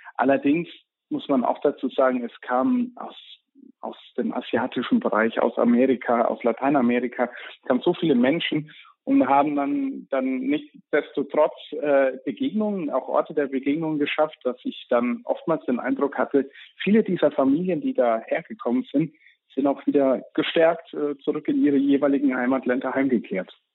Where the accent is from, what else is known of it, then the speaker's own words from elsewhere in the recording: Germany; als Deutscher